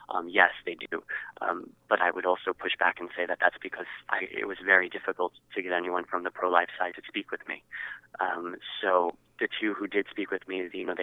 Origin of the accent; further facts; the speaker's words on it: New York, United States; I'm from New York